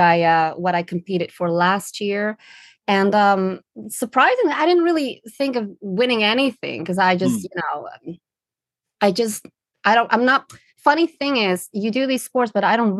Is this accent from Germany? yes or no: no; Netherlands; English is a second language; now in London, United Kingdom; I'm originally from the Netherlands.